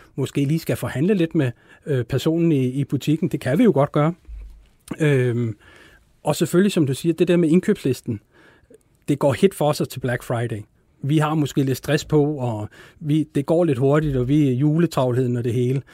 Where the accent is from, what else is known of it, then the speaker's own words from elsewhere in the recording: Denmark; som danskere